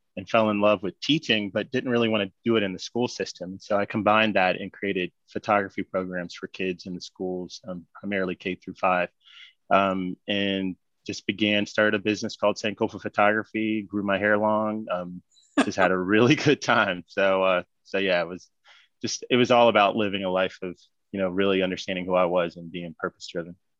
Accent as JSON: {"language": "English", "town": "Charlotte", "region": "North Carolina", "country": "United States", "tie": "born or raised there", "said": "I grew up here in Charlotte"}